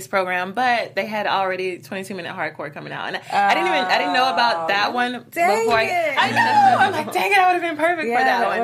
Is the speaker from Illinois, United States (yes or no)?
no; Georgia, United States; I'm from Georgia